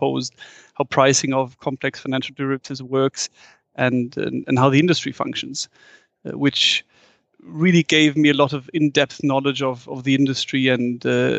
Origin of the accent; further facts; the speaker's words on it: Frankfurt, Hesse, Germany; English is a second language; I'm born and raised in Frankfurt, and Frankfurt is one of the few European cities with a big skyline.